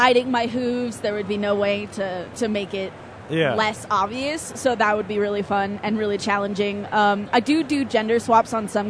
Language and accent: English; Okinawa, Japan; moved away; also born or lived in Seattle; I was born in Okinawa